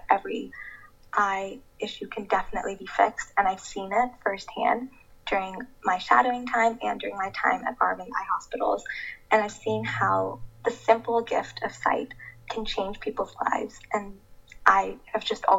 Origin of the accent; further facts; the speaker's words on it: Florida, United States; So I was born and raised in Florida with my two parents and my younger brother